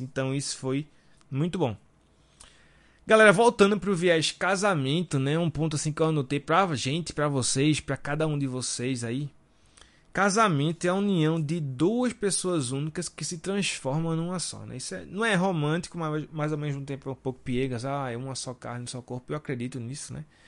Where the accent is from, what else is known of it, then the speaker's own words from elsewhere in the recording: Recife, Pernambuco, Brazil; Nós somos aqui de Recife